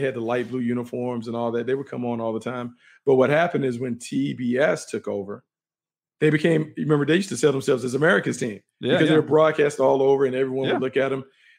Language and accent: English; Raleigh, North Carolina, United States; moved away; Growing up in North Carolina in Raleigh